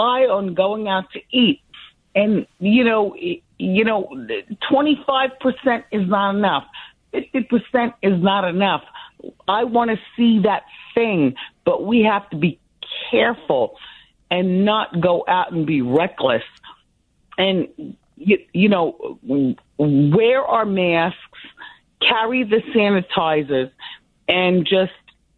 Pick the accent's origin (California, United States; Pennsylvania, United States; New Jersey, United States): New Jersey, United States; Ocean Township; moved away as an adult; also born or lived in Livingston, New Jersey / Boston; now in New York, United States; I grew up in Ocean Township, New Jersey, the Wayside section